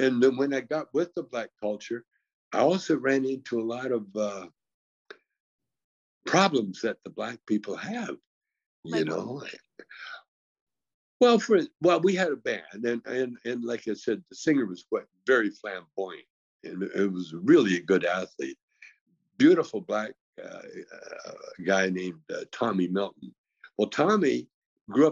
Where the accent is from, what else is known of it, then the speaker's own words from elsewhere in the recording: Calgary, Alberta, Canada; now in United States; I grew up in a very racist town in Canada called Calgary, Alberta